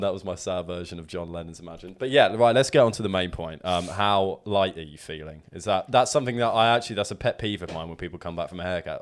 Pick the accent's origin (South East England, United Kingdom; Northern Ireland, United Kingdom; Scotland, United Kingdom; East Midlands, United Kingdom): South East England, United Kingdom; Hassocks; moved away; my hometown of Hassocks